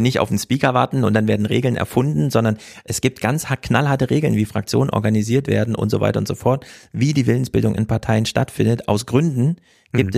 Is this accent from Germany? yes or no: yes; Thuringia, Germany; moved away; ich als Thüringer